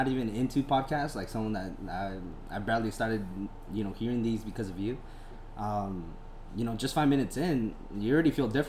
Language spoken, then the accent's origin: English; San Diego, California, United States; I'm also from San Diego